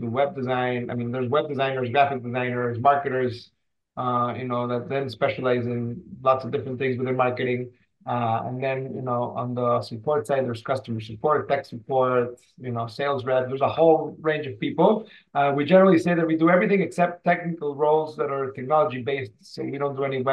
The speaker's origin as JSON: {"language": "English", "region": "Mexico City", "country": "Mexico", "moved": "yes", "lives_now": "San Diego, United States", "said": "I am currently located in San Diego. I've been here for quite a few years. I'm originally from Mexico City"}